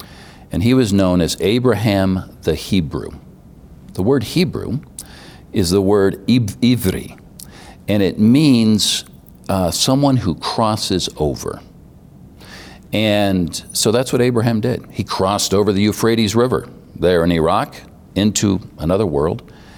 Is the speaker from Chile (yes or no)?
no; Senegal; also born or lived in Cairo, Egypt; Growing up in Senegal, it's kind of the heart of the arts for West Africa. It's a very flamboyant culture. And when I lived in Cairo, Egypt